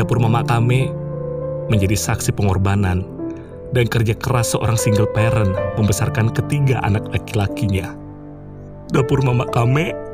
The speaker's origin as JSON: {"language": "Indonesian", "region": "West Kalimantan", "country": "Indonesia", "moved": "as an adult", "lives_now": "Java, Indonesia", "said": "bagi kami suku Melayu di Kalimantan Barat, lebih sering menyebutnya Mama Kame, artinya ibu saya"}